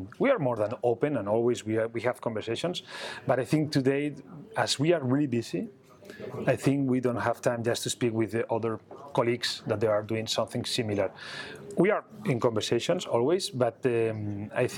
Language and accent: English; Barcelona, Catalonia, Spain; I was born here in Barcelona